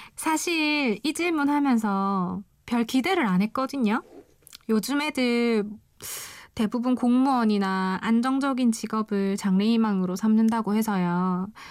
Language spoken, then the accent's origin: Korean; Busan, South Korea; 저는 부산에서 온